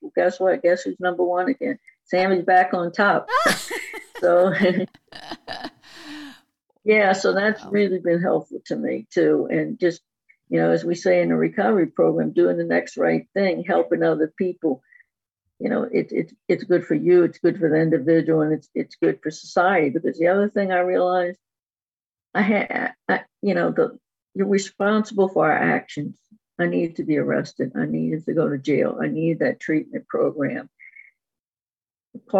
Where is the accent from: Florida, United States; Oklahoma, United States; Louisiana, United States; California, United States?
Louisiana, United States; New Orleans; I'm from New Orleans, so there's a lot of strength in us Southern girls